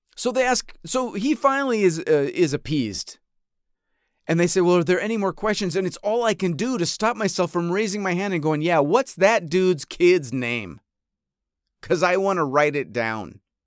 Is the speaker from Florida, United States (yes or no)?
no; upstate New York, United States; also born or lived in Fontana, California; now in Los Angeles, United States; I grew up in upstate New York